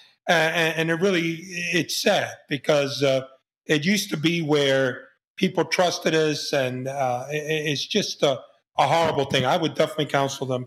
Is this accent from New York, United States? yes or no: yes; New York City, New York, United States; I was a kid from the Bronx